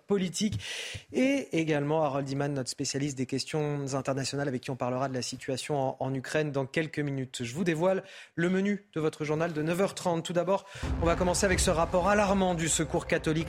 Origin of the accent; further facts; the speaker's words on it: Paris, Île-de-France, France; Moi, en tant que parisien